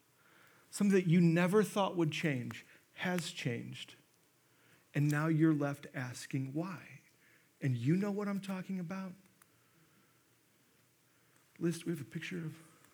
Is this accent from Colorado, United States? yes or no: no; Monmouth, Illinois, United States; I'm from Monmouth